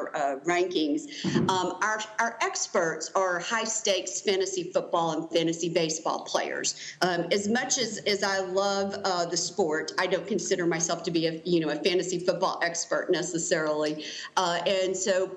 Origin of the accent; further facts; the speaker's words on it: the South, United States; I'm from the South, and, you know, football's just a part of life here